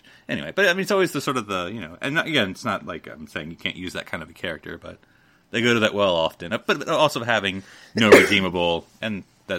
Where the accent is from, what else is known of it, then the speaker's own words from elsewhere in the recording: United States; I was watching this episode as an American